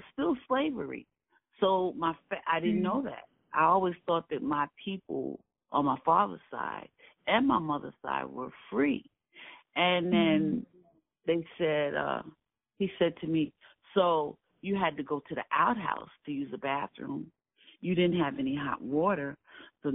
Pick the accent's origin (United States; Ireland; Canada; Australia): United States; New York City, New York; I grew up in Williamsburg